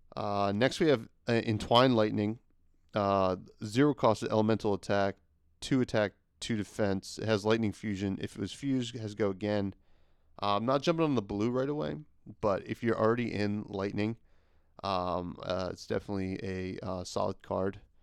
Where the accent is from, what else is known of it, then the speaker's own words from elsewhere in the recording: New Jersey, United States; I'm from Jersey